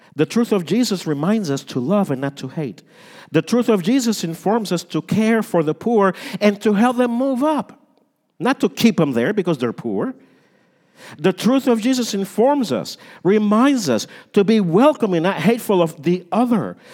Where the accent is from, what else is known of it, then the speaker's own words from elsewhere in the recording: United States; we're American